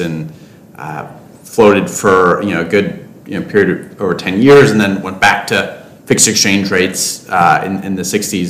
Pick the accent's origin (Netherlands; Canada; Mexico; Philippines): Canada; Toronto, Ontario; I, you know, grew up in Toronto